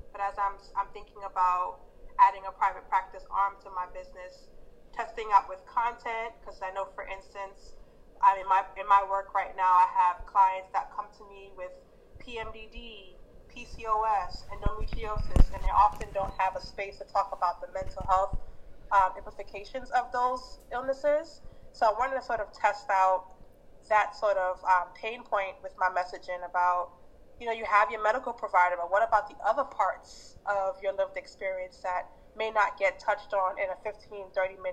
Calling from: Philadelphia, Pennsylvania, United States; Yeah, I'm tuning in from Philadelphia

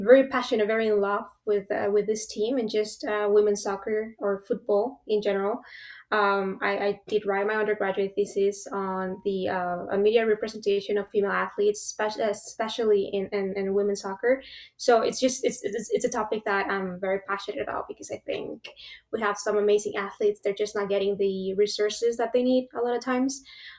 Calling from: Texas, United States; I'm joining you from Texas.

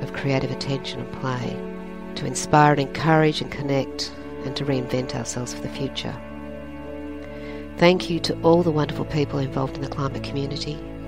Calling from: New South Wales, Australia; I'm speaking from Darkin Young Land on the central coast of New South Wales.

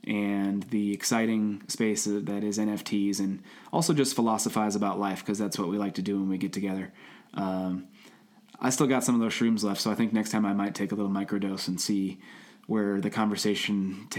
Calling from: Cincinnati, Ohio, United States; He's coming from New York City. I'm coming from Cincinnati, Ohio, and we're going to do this every week.

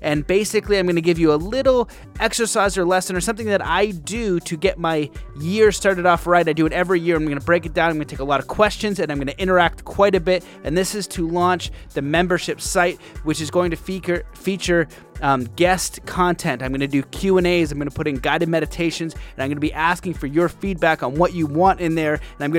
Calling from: Cambridge, Ontario, Canada; Cambridge, Ontario.

